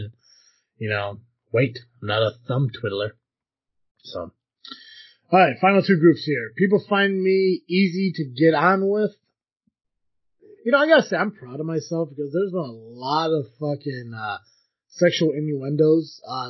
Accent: United States; I am from the United States

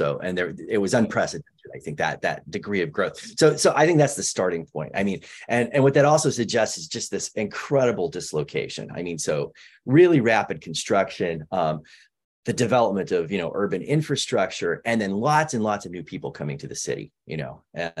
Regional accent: United States; As an American citizen

